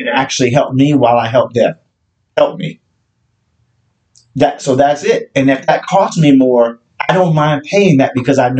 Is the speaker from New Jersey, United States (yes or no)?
no; Alabama, United States; now in Maryland, United States; I'm from Alabama